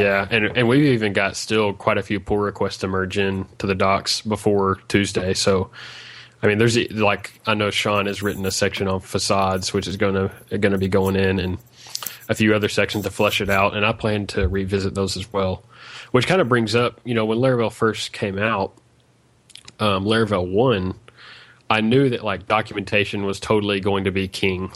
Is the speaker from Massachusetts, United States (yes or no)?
no; Arkansas, United States; I'm from Arkansas, United States